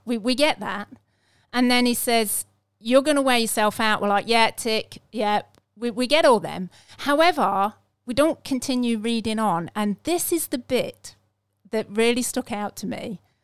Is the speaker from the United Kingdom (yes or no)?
yes; England, United Kingdom; I'm English